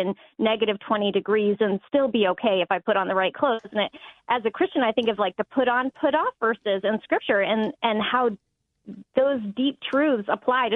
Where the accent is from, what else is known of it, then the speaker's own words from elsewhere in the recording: Phoenix, Arizona, United States; moved away as an adult; now in Minnesota, United States; I'm from Phoenix.